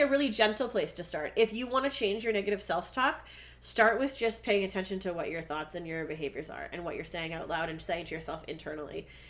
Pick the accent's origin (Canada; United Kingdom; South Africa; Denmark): Canada; I'm Canadian.